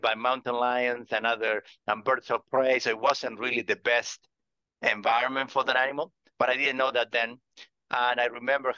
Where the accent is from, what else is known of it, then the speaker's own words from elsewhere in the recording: Argentina; moved away as an adult; also born or lived in Patagonia; now in California, United States; I grew up in Argentina